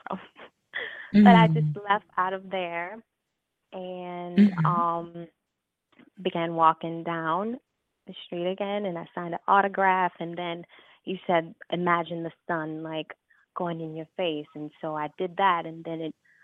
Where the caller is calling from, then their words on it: Chicago, Illinois, United States; I'm calling from Chicago